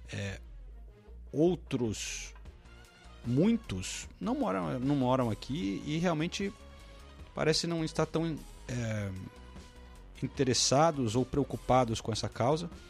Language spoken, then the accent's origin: Portuguese; United Kingdom; Eu sou do Reino Unido, posso dar minha opinião, a minha opinião apenas